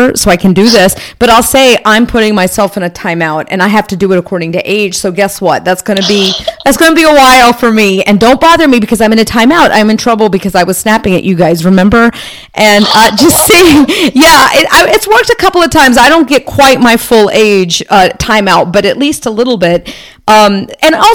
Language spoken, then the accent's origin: English; United States; I'm Indian and I'm the first one born, you know, in this country